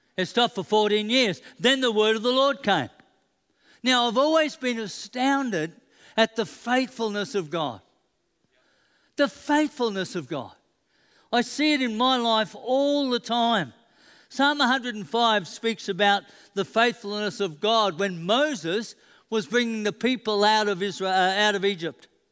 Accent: Queensland, Australia; I'm a Queenslander

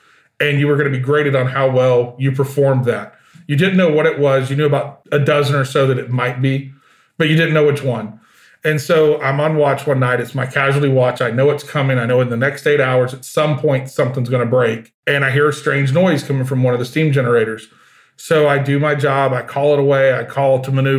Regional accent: Georgia, United States; moved away as an adult; I grew up in Georgia.

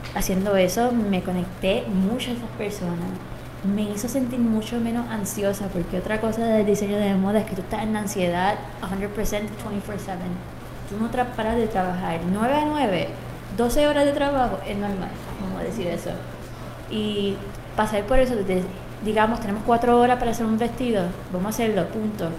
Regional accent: Trujillo Alto, Puerto Rico; born or raised there; also born or lived in Germany / Texas / New York / London

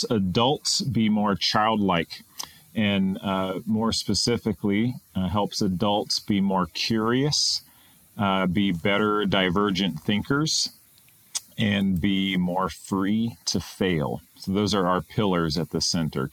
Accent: Greensboro, North Carolina, United States; also born or lived in Japan; now in Pittsburgh, United States; I was born in the South, in North Carolina

